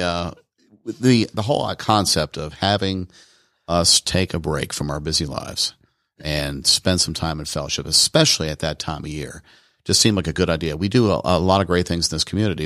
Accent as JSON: {"language": "English", "town": "Washington", "region": "District of Columbia", "country": "United States", "also_born_or_lived": "Tucson, Arizona", "moved": "as an adult", "lives_now": "Rome, Georgia, United States", "said": "I'm actually from Washington, D C originally"}